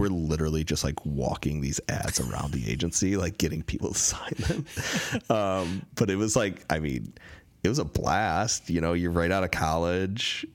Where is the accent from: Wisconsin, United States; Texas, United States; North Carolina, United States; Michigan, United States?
Michigan, United States; born or raised there; moved away as an adult; also born or lived in Chicago / Seattle; now in Los Angeles, United States